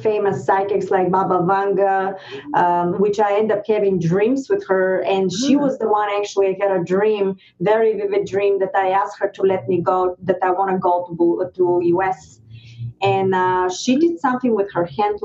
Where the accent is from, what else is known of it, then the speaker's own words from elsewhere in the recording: Varna, Varna Province, Bulgaria; English is a second language; moved away as an adult; now in United States; Bulgaria, I was born in the Black Sea, Varna. It's a beautiful town